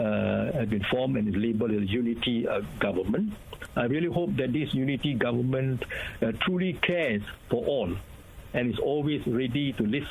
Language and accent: English; Malaysia; as a Malaysian